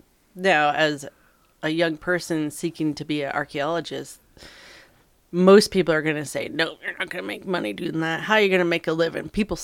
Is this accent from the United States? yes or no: yes; East Coast, United States; Since I came from the East Coast